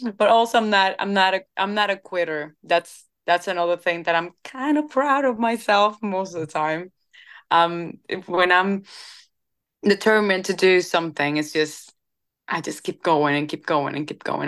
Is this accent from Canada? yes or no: no; Cuba; moved away as an adult; now in Nashville, United States; I come from Cuba